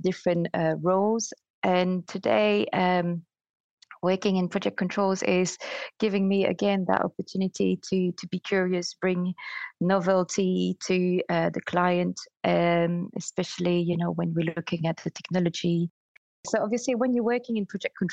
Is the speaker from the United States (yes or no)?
no; Belgium; moved away as an adult; now in United Kingdom; I started in another country, so I'm from Belgium